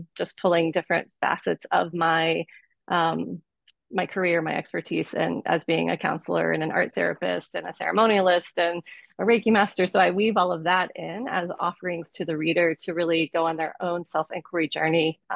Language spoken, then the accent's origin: English; Boulder, Colorado, United States; I will be in my hometown of Boulder, Colorado